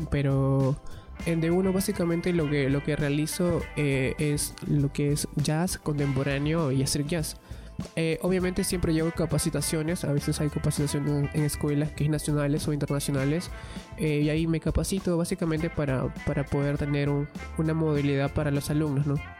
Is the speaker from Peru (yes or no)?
yes; Ica, Peru; now in Lima, Peru; yo soy de Ica